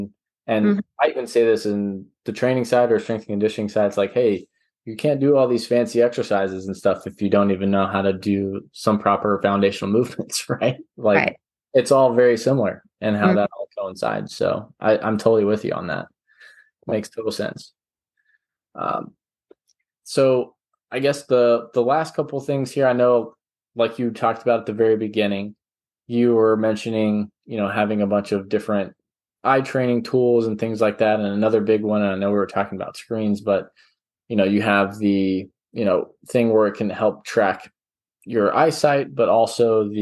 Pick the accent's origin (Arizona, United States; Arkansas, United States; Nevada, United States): Arkansas, United States; moved away; I'm originally from Arkansas